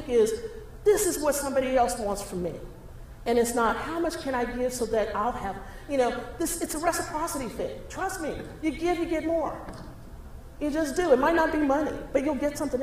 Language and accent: English; Texas, United States; moved away; I grew up in Texas